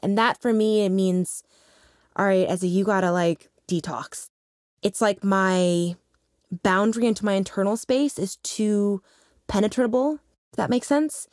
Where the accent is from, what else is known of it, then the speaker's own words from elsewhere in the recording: Lincoln, Nebraska, United States; moved away; also born or lived in New York City; growing up in Lincoln, Nebraska